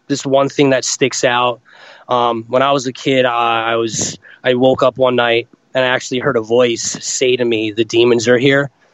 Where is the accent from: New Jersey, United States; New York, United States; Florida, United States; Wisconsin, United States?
New Jersey, United States; Rochelle Park; I grew up in New Jersey, northern New Jersey, little town called Rochelle Park.